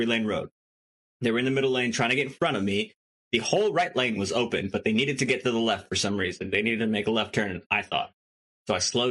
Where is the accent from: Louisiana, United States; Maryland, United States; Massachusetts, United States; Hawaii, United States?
Hawaii, United States; I'm from Hawaii.